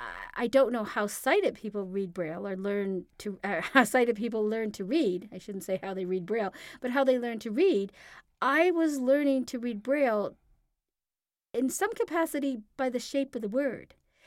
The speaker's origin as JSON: {"language": "English", "country": "Canada", "said": "we are Canadian, yes."}